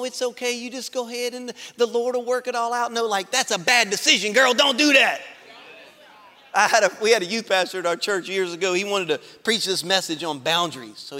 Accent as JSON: {"language": "English", "town": "Baker", "region": "Louisiana", "country": "United States", "tie": "born or raised there", "said": "I grew up in Baker"}